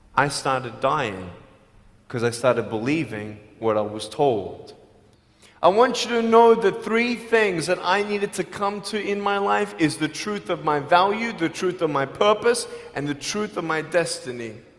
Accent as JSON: {"language": "English", "country": "Australia", "moved": "yes", "lives_now": "Los Angeles, United States", "said": "I'm from Australia."}